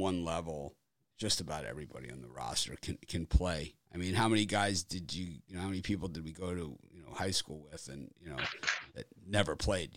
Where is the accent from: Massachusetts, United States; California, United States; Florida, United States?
Florida, United States; Miami; moved away; I'm from Florida. I'm from Miami. So it's like I grew up with it, with Miami, Florida